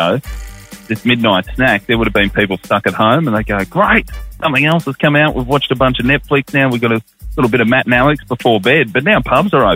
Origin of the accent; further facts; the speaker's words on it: Melbourne, Victoria, Australia; now in Brisbane, Australia; I'm from Melbourne, but do the breakfast show on Triple M in Brisbane